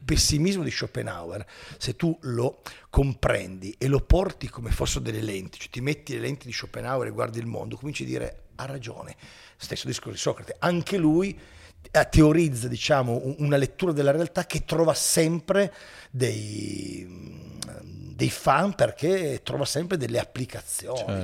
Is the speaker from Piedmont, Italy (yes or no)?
yes; Turin, Piedmont, Italy; io sono di Torino